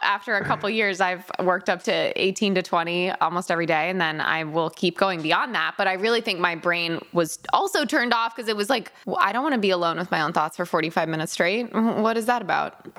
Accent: Connecticut, United States; I grew up in Connecticut where we have lovely little lakes

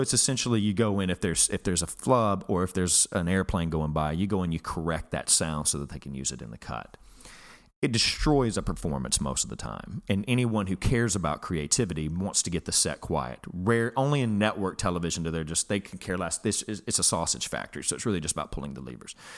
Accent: Alabama, United States; I'm from Alabama where I, I, I come from a very blue collar background.

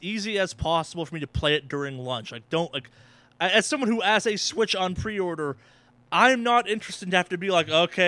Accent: United States; we Americans

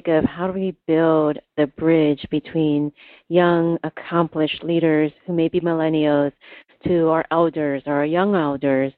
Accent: Oakland, California, United States; I was growing up in Oakland, where you're dodging bullets and stepping over crack cocaine pipes broken on the streets.

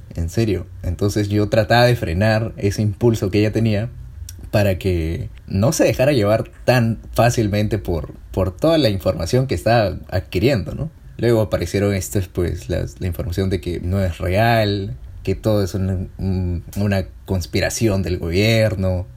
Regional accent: Peru; soy peruano

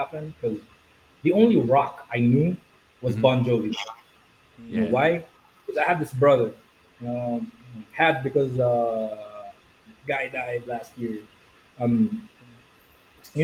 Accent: Philippines; growing up in the Philippines as a kid

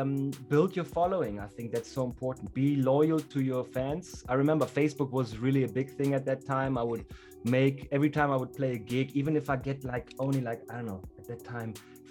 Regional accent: Germany; English is a second language; now in South Africa; I come from Germany to South Africa or to Southern Africa, and I play hip hop.

